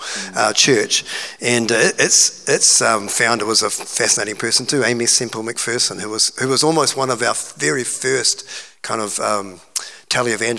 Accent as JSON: {"language": "English", "region": "Hawke's Bay", "country": "New Zealand", "tie": "born or raised there", "also_born_or_lived": "Auckland", "moved": "as an adult", "said": "I grew up in Hawke's Bay"}